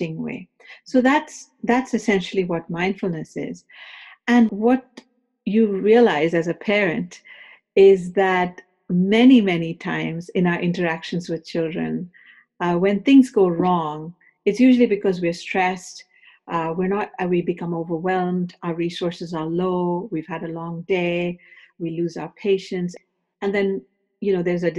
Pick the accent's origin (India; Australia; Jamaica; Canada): India; moved away as an adult; also born or lived in Los Angeles, United States; now in United States; I came from India to do my graduate studies in the University of Southern California